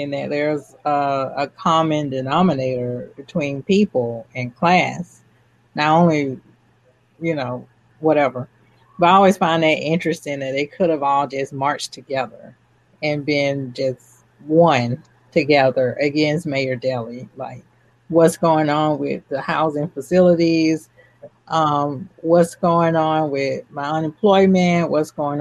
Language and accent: English; Atlanta, Georgia, United States; I'm from Atlanta